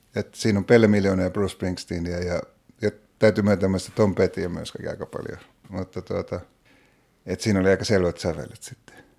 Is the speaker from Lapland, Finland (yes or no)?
no; Oulu, North Ostrobothnia, Finland; mä oon Oulusta kotoisin, Oulussa asuin silloin